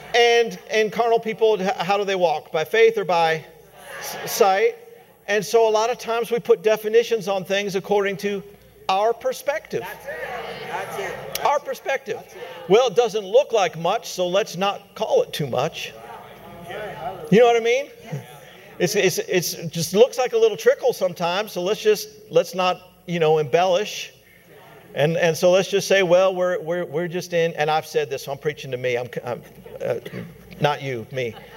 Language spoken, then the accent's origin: English; Colorado, United States; my home state, Colorado